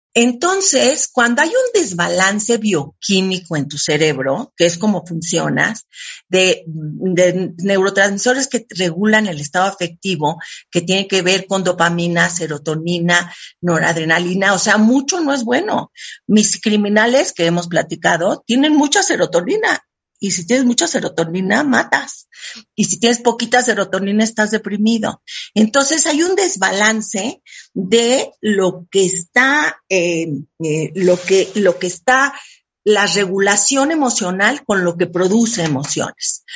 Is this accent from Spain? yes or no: no; Mexico; Yo soy súper mexicana